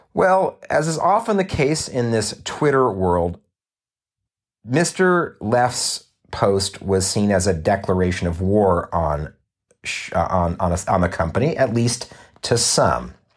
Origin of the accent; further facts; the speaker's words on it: Southern California, United States; also born or lived in Los Angeles; I was born and raised here in Southern California